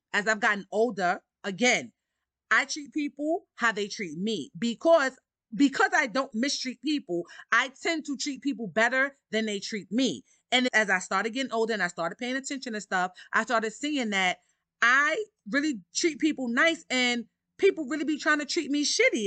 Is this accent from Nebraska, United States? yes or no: no; New York City, New York, United States; I grew up in Harlem, Harlem, New York. I'm a New Yorker at heart.